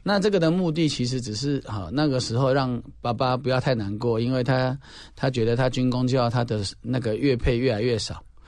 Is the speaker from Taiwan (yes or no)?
yes; Taiwan; 我们台湾人